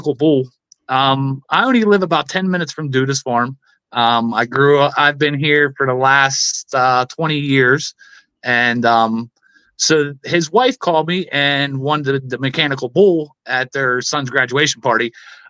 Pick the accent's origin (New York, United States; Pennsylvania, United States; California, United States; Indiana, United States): Pennsylvania, United States; Philadelphia; I grew up in South Philly